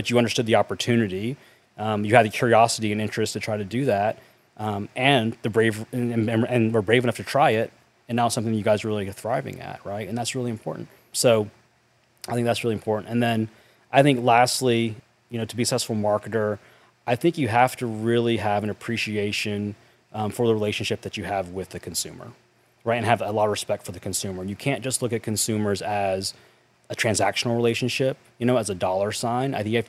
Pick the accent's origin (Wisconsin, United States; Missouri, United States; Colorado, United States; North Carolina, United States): North Carolina, United States; I grew up in North Carolina in a small town.